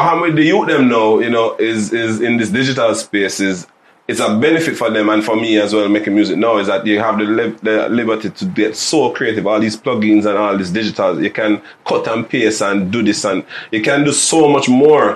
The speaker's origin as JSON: {"language": "English", "country": "Jamaica", "said": "we have as Jamaican artists"}